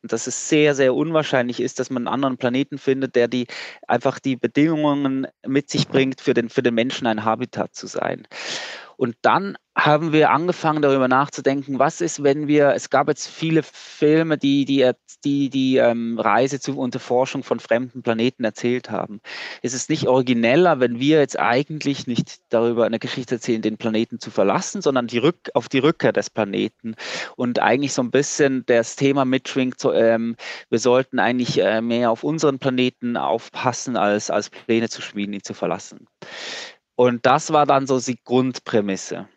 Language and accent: German; Switzerland; Ich bin Schweizer, ich äh, kenne die Schweizer Berge gut